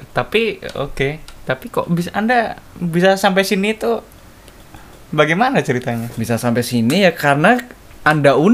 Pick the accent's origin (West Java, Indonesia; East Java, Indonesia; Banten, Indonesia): Banten, Indonesia; Cilegon; also born or lived in Kendal; tempat lahir saya tetapi saya uh, apa besar di kota Cilegon